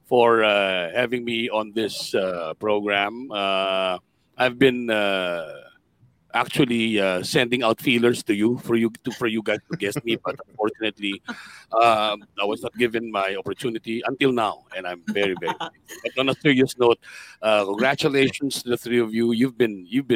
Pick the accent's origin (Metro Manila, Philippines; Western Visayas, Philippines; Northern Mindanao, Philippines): Metro Manila, Philippines; Manila; also born or lived in Pasay; I was born in Paco, in Manila. That was in 1963.